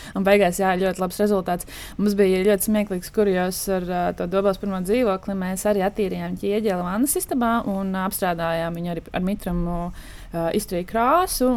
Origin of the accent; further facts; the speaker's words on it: Dobele, Dobele Municipality, Latvia; also born or lived in Riga; pati es esmu no Dobeles